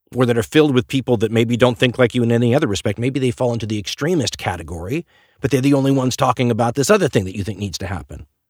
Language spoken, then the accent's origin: English; United States; as an American